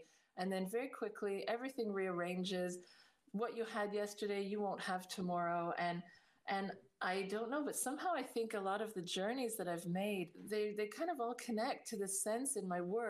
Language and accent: English; Canada; also born or lived in Northern Ireland; Well, I was born in Northern Ireland in the late 60s. And then suddenly my family around the age of 8 decided to emigrate to Canada. So we went off to Canada